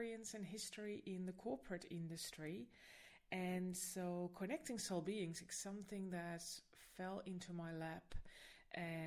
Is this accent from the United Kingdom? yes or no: no; Netherlands; now in Sydney, Australia; I am originally from the Netherlands